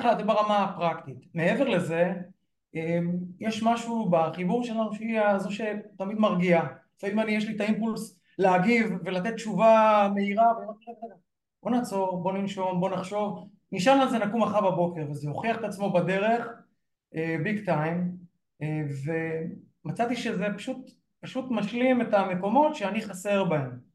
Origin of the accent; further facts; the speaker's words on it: Northern District, Israel; אני גדלתי במושב קטן בגבול הצפון